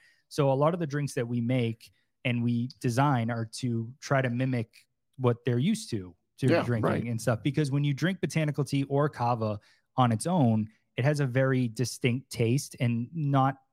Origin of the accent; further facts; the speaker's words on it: Massachusetts, United States; moved away as an adult; also born or lived in Boston; now in Florida, United States; growing up in Massachusetts, you know, we didn't really have a lot of places to go or hang out